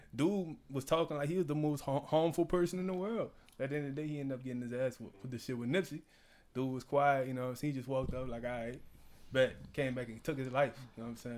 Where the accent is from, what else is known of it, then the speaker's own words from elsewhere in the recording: New Orleans, Louisiana, United States; I'm from New Orleans